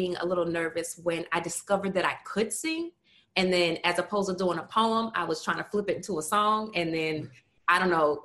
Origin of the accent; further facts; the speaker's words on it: Baltimore, Maryland, United States; Born and raised in West Baltimore